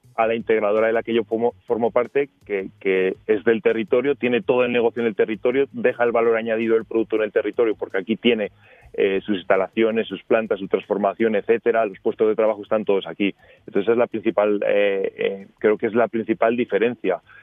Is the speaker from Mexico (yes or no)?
no; Teruel, Aragon, Spain; nosotros estamos en Teruel, eh, somos de Teruel